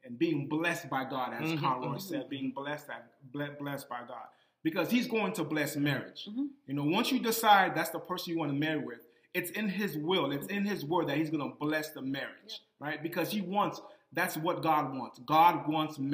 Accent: Boston, Massachusetts, United States; I'm from Boston

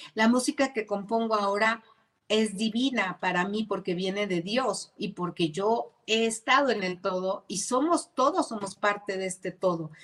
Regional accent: Zapopan, Jalisco, Mexico; quiero agradecerle a mi tierra, sí quiero agradecerle a Zapopan

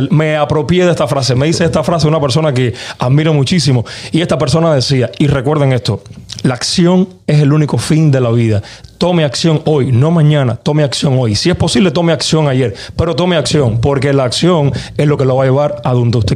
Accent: Cuba; O sea, soy cubano, vengo de, una familia que con pocas posibilidades económicas, pero no humilde, porque éramos muy ricos en, educación, muy ricos en muchas cosas.

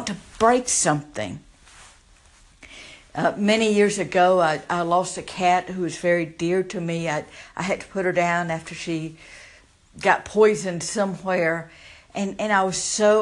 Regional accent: the South, United States; born or raised there

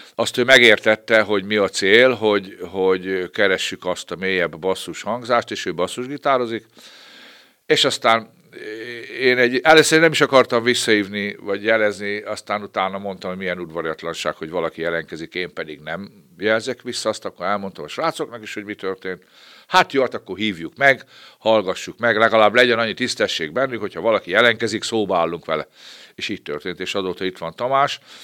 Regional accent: Babót, Győr-Moson-Sopron, Hungary; also born or lived in Petőháza; én ebben a kis falucskában, egy Győrsopra megyék kis falucskában, ott a Rába közben, gyerekeskedtem, négy éves koromban kerültem oda

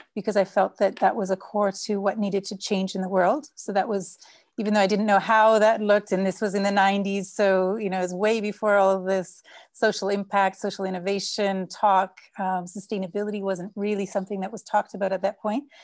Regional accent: Canada; now in São Paulo, Brazil; I'm Canadian, but with, um, Dutch parents who immigrated to Canada

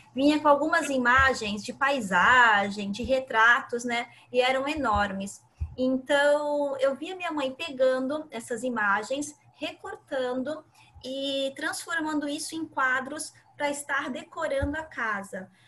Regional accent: Santa Catarina, Brazil; moved away as an adult; now in Santos, Brazil; sou de Santa Catarina então, sempre atuei lá. Estou morando aqui em Santos há cinco anos

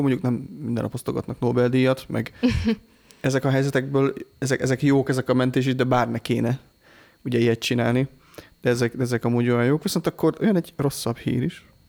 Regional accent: Hungary; büszke vagyok rá, hogy magyar vagyok

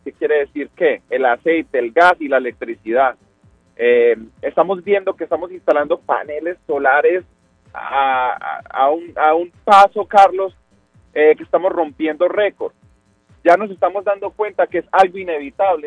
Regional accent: El Salvador; now in Boston, United States; nosotros como salvadoreños

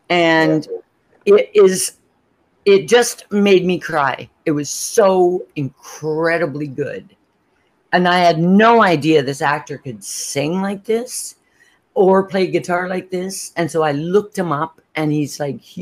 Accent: Canada; I'm Canadian

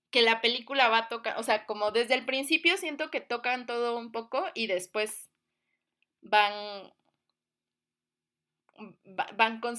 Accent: Cuba; born there; Sí, bueno, yo nací en Cuba, mi familia es cubana, también tengo familia negra aunque yo no lo soy o no lo aparento.

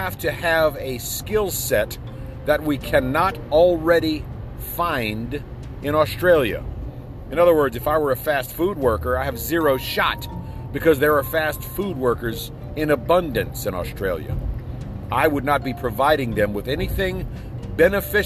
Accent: United States; I'm an American

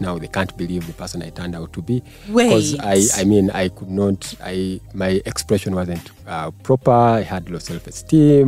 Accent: Kampala, Central Region, Uganda; also born or lived in Kabale, Uganda / Bushenyi, Uganda; all my schooling has been in Kampala

